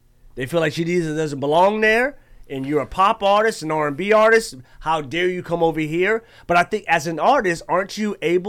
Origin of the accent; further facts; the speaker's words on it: Texas, United States; I was born in Texas.